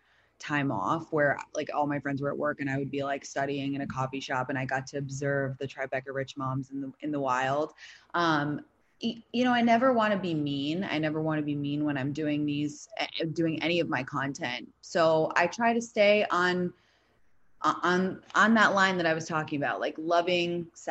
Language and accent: English; London, United Kingdom; also born or lived in San Francisco / New York; now in Los Angeles, United States; I grew up in London, then I lived in San Francisco, then I lived in New York, and now I live in LA.